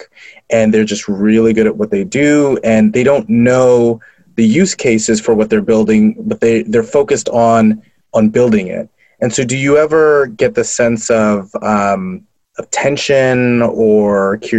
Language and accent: English; New York, United States; So I'm from New York, and we had PIX 11, so Channel 11